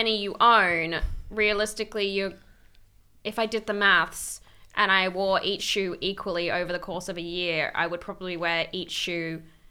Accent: Australia; now in England; I'm Australian

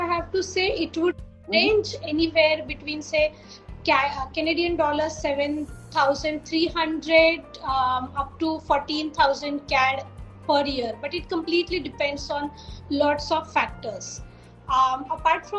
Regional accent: India

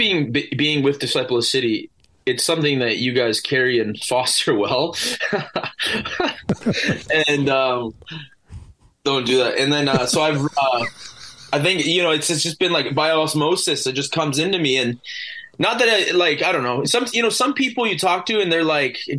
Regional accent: Vancouver Island, British Columbia, Canada; here in my hometown where I labor

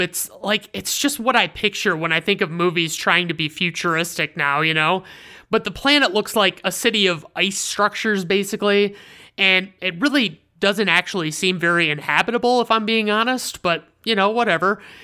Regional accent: Michigan, United States; Michigan is my home state

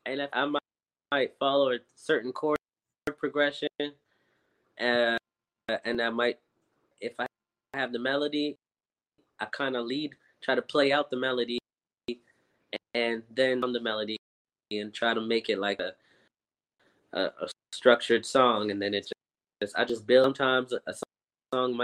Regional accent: Montreal, Quebec, Canada; moved away as an adult; also born or lived in Philadelphia; now in Montreal, Canada; I was born in Montreal.

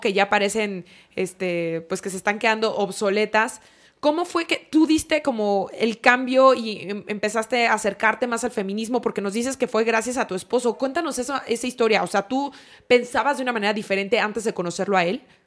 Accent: La Piedad, Michoacán, Mexico; moved away; also born or lived in Guadalajara; yo crecí en La Piedad y como buena piedadense nuestra playa más cercana era Vallarta

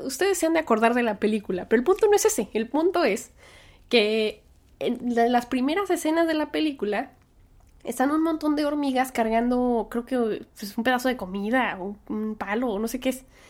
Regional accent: Mexico; now in United States; así somos los mexicanos

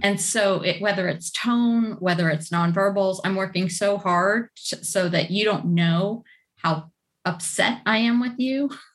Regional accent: Cleveland, Ohio, United States; in the Midwest actually. So not that far from I think where you guys are. I'm from Cleveland.

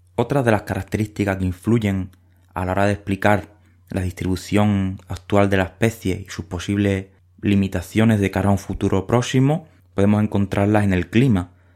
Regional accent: Huelva, Andalusia, Spain; moved away; Crecí en Huelva

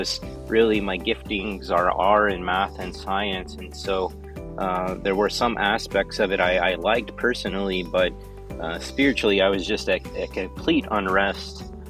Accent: Alvin, Texas, United States; Today I'm not in my hometown. Usually I'm recording there from Alvin, Texas

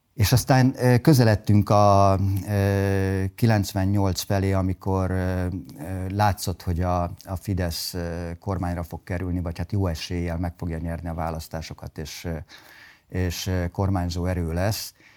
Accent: Budapest, Hungary; also born or lived in Sopron; Én budapestiként tanultam Sopronban.

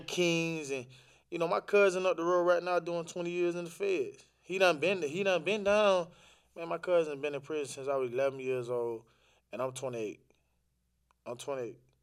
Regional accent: Orlando, Florida, United States; also born or lived in the islands; I'm from Orlando. Uh, raised up in Orlando, Florida. Um, originally from the islands

